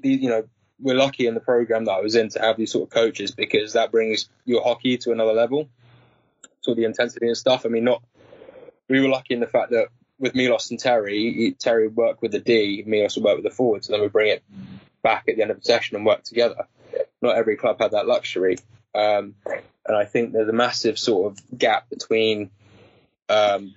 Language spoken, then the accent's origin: English; Guildford, South East England, United Kingdom; I did all my juniors in Guildford